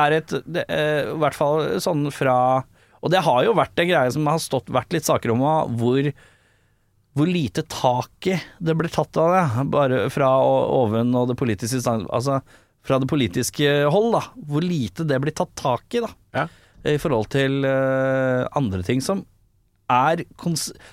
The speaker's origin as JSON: {"language": "Norwegian", "country": "Norway", "said": "Vi er jo ikke amerikanere. Vi er nordmenn"}